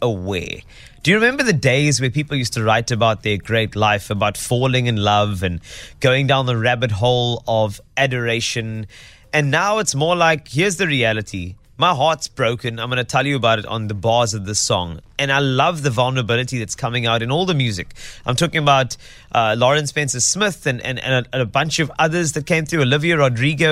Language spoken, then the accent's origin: English; South Africa; as a South African